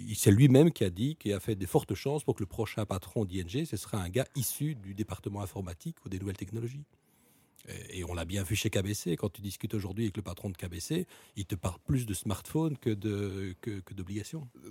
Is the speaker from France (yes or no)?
no; Belgium; on est une petite nation, un petit pays euh, multilingue